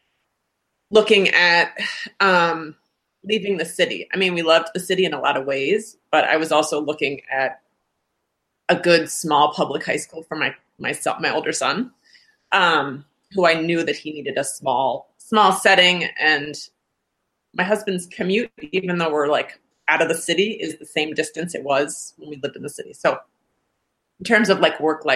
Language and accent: English; New England, United States; moved away as an adult; also born or lived in Virginia / Oregon; now in Minnesota, United States; born in Virginia, raised in New England.